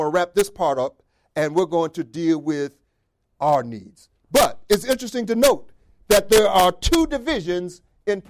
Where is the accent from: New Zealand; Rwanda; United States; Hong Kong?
United States; the North, New York; now in Rochester, United States; I'm from the North. I'm a Yankee